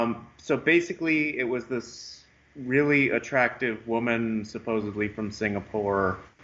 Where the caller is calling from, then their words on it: California, United States; I'm from California.